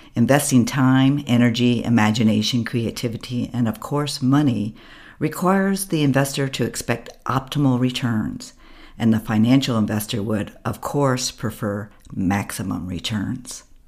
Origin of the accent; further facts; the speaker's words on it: United States; moved away as an adult; now in Berlin, Germany; an American abroad